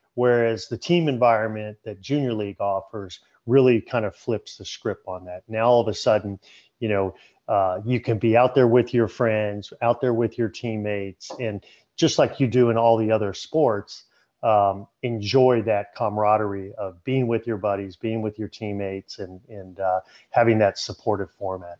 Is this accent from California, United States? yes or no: yes; Southern California, United States; I grew up in Southern California